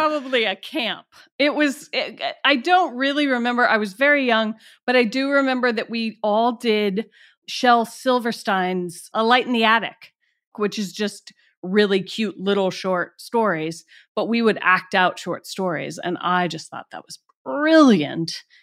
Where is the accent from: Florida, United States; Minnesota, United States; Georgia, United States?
Georgia, United States; Atlanta; moved away; also born or lived in Washington, D.C.; my hometown is Atlanta